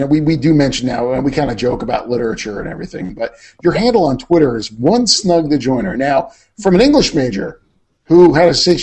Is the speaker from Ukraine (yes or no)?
no; New Jersey, United States; the great state of New Jersey, my home state